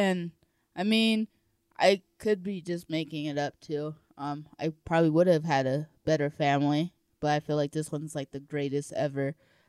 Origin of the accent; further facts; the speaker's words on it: Colorado Springs, Colorado, United States; born there; I was born in Colorado Springs, I think.